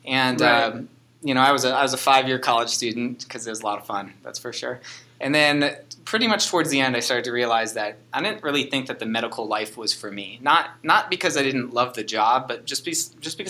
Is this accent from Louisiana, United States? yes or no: no; Chicago, Illinois, United States; also born or lived in Wisconsin / Ohio; now in Hawaii, United States; I was born in Wisconsin, grew up in Chicago, and then eventually moved to Ohio just with my family